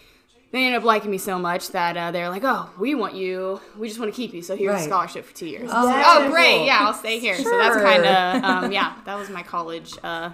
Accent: Salina, Kansas, United States; came back to my hometown, Salina

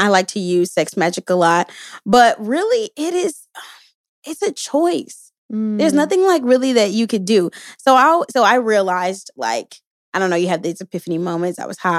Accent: Houston, Texas, United States; You know, I'm from Houston, Texas, and you know, we like our sugar, our honeys, our honey buns, all of that.

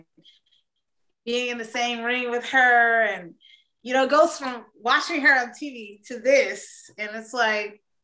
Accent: Atlanta, Georgia, United States; I'm a homegrown Southern Georgia peach

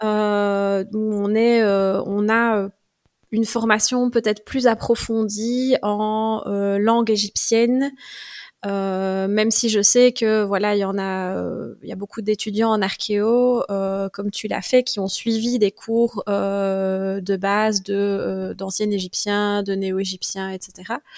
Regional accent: Welkenraedt, Wallonia, Belgium; also born or lived in Liège; j'ai grandi à Welkenra. Donc, c'est un petit village de la province de Liège

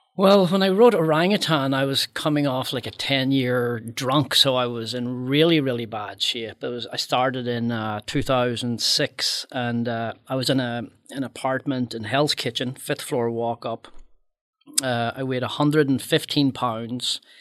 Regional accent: Northern Ireland, United Kingdom; moved away; my life growing up in Northern Ireland during the Troubles

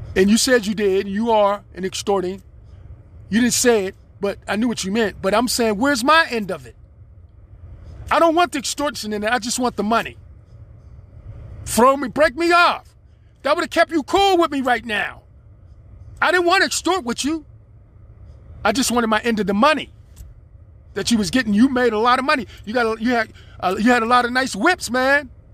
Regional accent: United States; I'm an American citizen

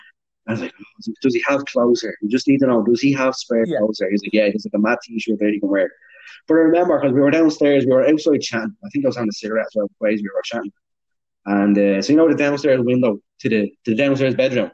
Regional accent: Dublin, Leinster, Ireland; I'm from Dublin

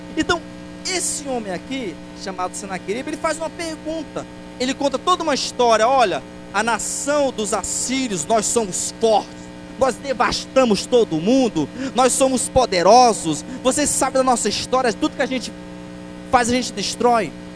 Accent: Pará, Brazil; sou paraense

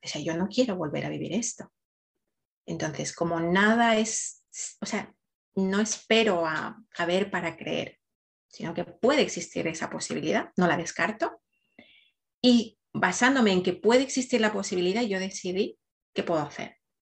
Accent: Ecuador; now in Spain; nací en Ecuador, pero vivo ya hace mucho tiempo en España

